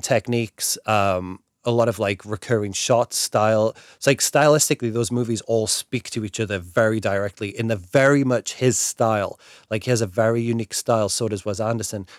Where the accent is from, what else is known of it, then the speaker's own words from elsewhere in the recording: England, United Kingdom; me being English